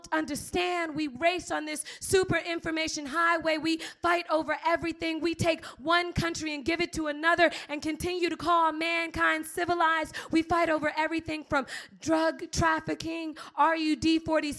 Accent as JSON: {"language": "English", "town": "Miami", "region": "Florida", "country": "United States", "said": "I'm from Miami"}